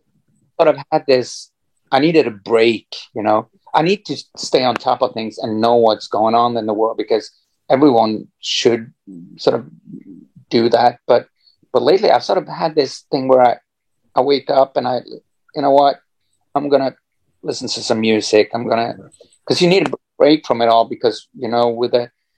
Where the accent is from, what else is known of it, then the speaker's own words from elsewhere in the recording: Norway; growing up in Norway